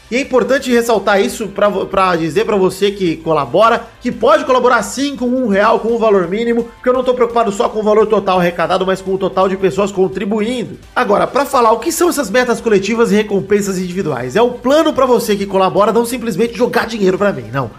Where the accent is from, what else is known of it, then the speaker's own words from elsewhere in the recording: Rio Grande do Sul, Brazil; moved away; also born or lived in Bahia; Eu nasci no Rio Grande do Sul